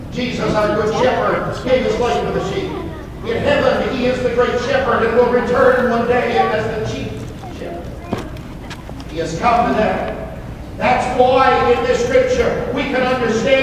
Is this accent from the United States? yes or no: yes; Baker, United States; I grew up in Baker, and Rich was our Walmart